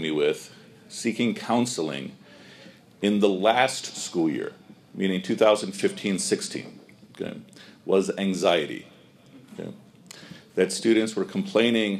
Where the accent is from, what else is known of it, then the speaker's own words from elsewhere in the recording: Chicago, Illinois, United States; I grew up here in Chicago, you know, for mashallah more than 40 years